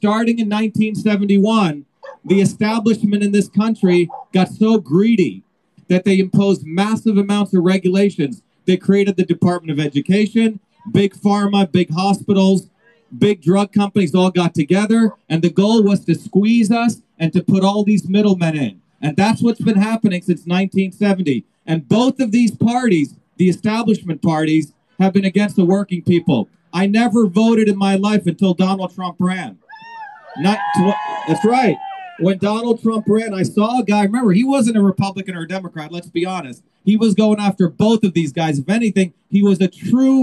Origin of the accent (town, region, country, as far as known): New Jersey, United States; born or raised there; also born or lived in India